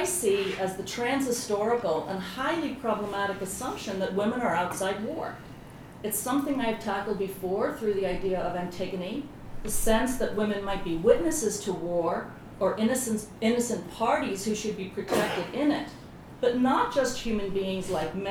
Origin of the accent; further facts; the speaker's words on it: Belfast, Northern Ireland, United Kingdom; moved away; I grew up in Belfast during the Troubles